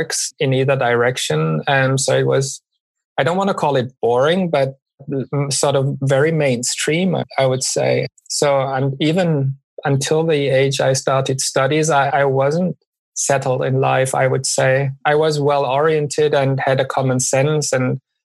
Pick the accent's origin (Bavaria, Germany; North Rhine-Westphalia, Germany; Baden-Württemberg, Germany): Baden-Württemberg, Germany; Stuttgart; moved away as an adult; also born or lived in Black Forest / Bochum / Medellin, Colombia; settled in relatively close to Stuttgart for the rest of my childhood